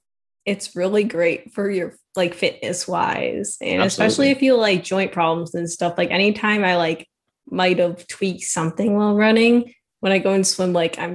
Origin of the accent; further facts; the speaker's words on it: Northwest Chicago suburbs, Illinois, United States; I'm actually from Northwest Chicago suburbs. Okay. And this is where I've grown up and lived for the entirety of my life.